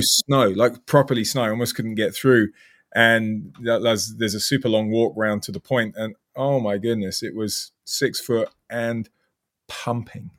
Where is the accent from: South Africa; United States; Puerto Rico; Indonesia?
South Africa; moved away as an adult; also born or lived in North Devon, England; now in United Kingdom; I'm British, but I've lived my whole life in South Africa